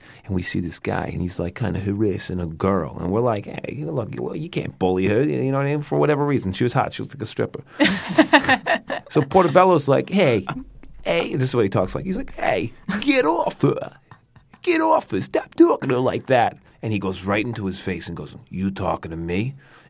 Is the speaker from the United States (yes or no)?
yes; Staten Island, New York, United States